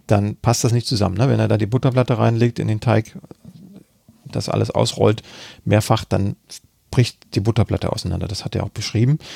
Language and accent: German; Freiberg, Saxony, Germany; Freiberg ist meine Heimatstadt, da bin mhm. ich geboren und habe dann auch da studiert.